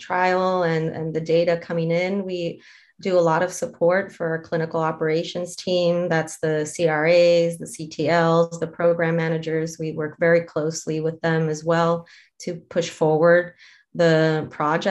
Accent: Mexico; moved away as an adult; now in United States; I am originally from Mexico. That's where I obtained my degree.

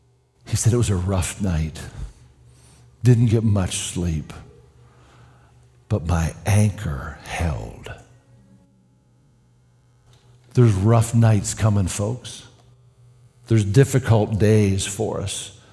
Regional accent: Canada; Of course, as a Canadian, I don't remember prayer ever happening in public school.

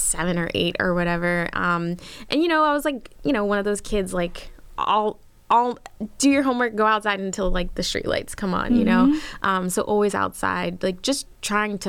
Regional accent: Philadelphia, Pennsylvania, United States; moved away as an adult; I grew up in Philly. It was, well, suburb right outside of Philly. Lived there until I was 18

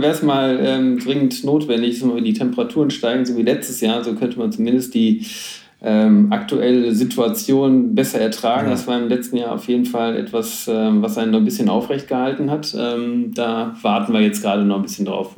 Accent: Schwelm, North Rhine-Westphalia, Germany; Ich komme ähm, aus dem Bergischen sozusagen, ähm, hinter Wuppertal, ein kleines Städtchen namens Schwell

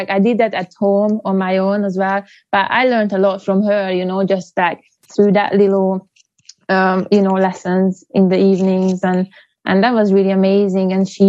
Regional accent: Hungary; Yeah, I'm from Hungary.

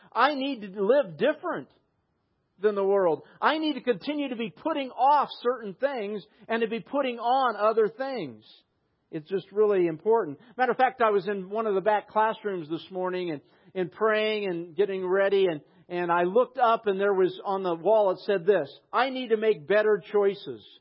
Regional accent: United States; I'm an American

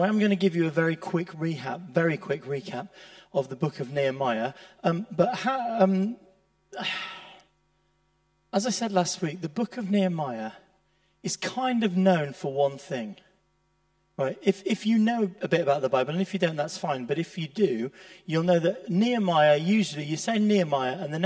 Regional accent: Leeds, Yorkshire and the Humber, United Kingdom; I grew up in Leeds

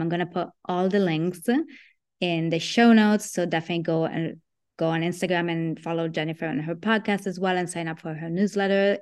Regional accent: Italy; moved away; I grew up in Italy

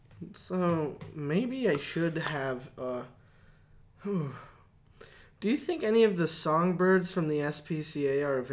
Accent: Canada; you know, we're Canadian, right? Canadian, so it's about $200.

